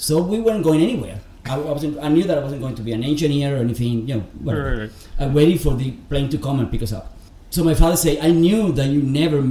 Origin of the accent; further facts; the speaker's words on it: Havana, Cuba; moved away as an adult; now in Miami, United States; I was born in Havana in the early 60s, very early